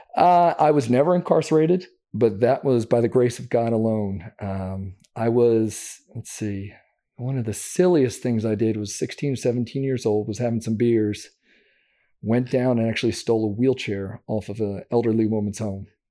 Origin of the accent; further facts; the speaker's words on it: Downingtown, Pennsylvania, United States; I grew up just outside of Philadelphia, Pennsylvania, called Downingtown, Pennsylvania.